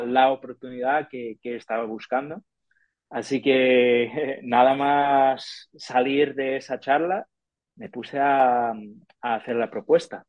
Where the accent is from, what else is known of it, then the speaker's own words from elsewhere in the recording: Detroit, Michigan, United States; Spanish is a second language; moved away as an adult; now in Seville, Spain; soy de Estados Unidos, soy de Detroit, en Estados Unidos